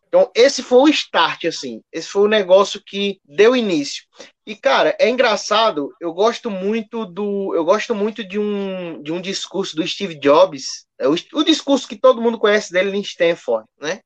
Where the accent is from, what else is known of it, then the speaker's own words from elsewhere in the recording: Garanhuns, Pernambuco, Brazil; also born or lived in Joaquim Nabuco, Pernambuco / São Paulo; eu nasci aqui em Joaquim Nabuco, Pernambuco, Mata Sul de Pernambuco, mas morei um tempo em São Paulo, quando era bem mais novo, bem, bem, bem criança, bem bebê mesmo. E muito mais tempo da minha vida morei em Garanhuns, Pernambuco